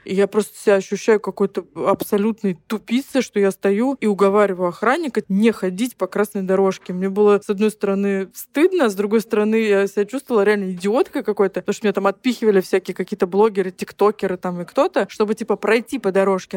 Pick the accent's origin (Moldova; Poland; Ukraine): Ukraine; also born or lived in Zelenograd; now in Moscow, Russia; я вообще из деревни. Я родилась на Украине, я украинская девочка, которая, блин, умеет топить печку